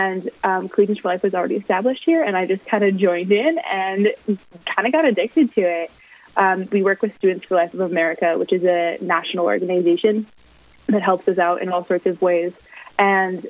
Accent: Plymouth, Minnesota, United States; moved away as an adult; now in Fargo, United States; I'm originally from Plymouth, Minnesota

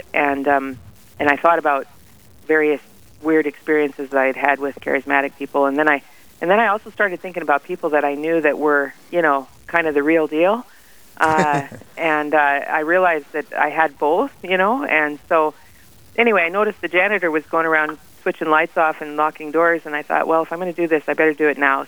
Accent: Faith, South Dakota, United States; I'm from Faith

